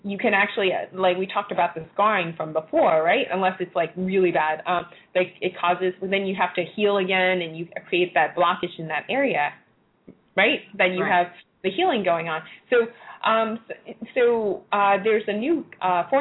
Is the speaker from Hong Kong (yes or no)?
yes; Hong Kong; moved away; when I was younger, for instance, I came from Hong Kong. I lived in Hong Kong